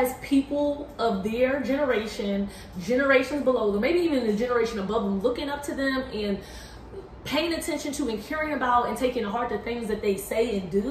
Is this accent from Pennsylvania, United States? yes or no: yes; Philadelphia, Pennsylvania, United States; now in Washington, D.C., United States; I'm from Philly